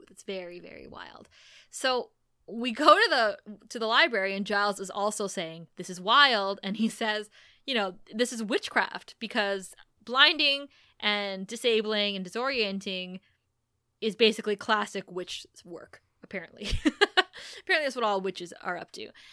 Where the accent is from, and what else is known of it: Thunder Bay, Ontario, Canada; born or raised there